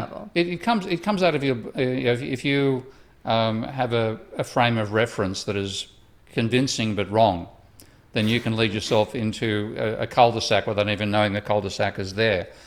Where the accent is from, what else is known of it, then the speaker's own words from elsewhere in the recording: Australia; moved away; my home country of Australia